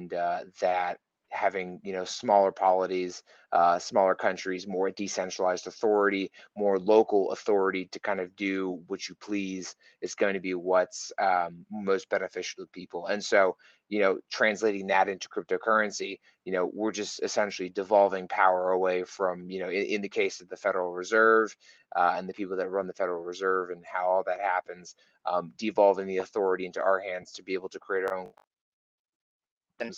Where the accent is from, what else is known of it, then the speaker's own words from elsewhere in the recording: Texas, United States; my home state of Texas, here in the US